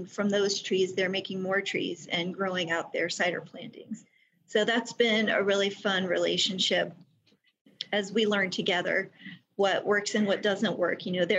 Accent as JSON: {"language": "English", "country": "Germany", "tie": "born or raised there", "said": "I'm a military brat, so I grew up in the Army, and there was a stretch of time where we lived in Germany."}